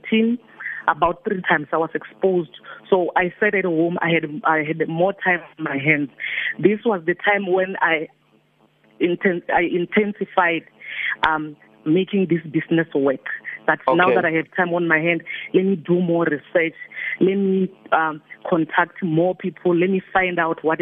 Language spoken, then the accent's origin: English; Limpopo, South Africa; also born or lived in Alberton, Johannesburg; now in Johannesburg, South Africa; I'm original from Limpopo